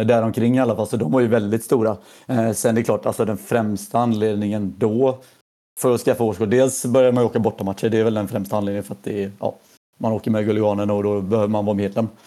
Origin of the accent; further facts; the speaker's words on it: Mölnlycke, Västra Götaland, Sweden; jag är född i, ja, i Mölnlycke, så utanför Göteborg